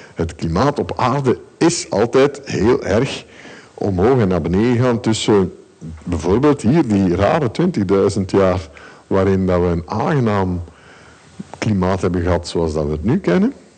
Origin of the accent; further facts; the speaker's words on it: Ghent, Flanders, Belgium; nu kom ik uit Gent. En in Gent is er heel weinig gevaar